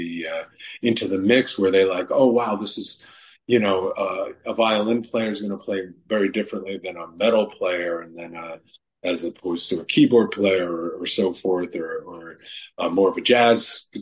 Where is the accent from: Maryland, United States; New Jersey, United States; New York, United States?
New York, United States; New York City; when I grew up in New York City